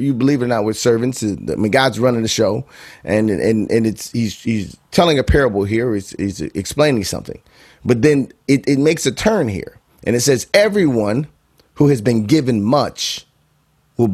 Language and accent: English; Bolingbrook, Illinois, United States; moved away as an adult; also born or lived in Chicago, Illinois / Akron, Ohio; I was born and raised in Chicago, southwest suburbs, born on the west side. So shout out to Bolingbrook, the Brook. Spend my formidable years there